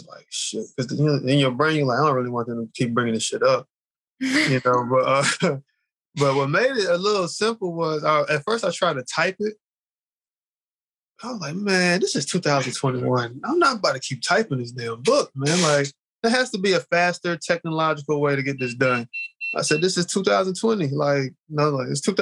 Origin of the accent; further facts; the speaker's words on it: Charlotte, North Carolina, United States; I'm from Charlotte.